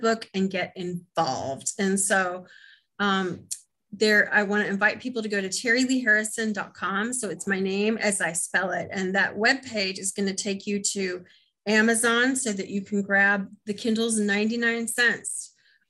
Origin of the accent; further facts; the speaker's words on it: Midwest, United States; accent: Midwest; So I'm on there with my Midwest accent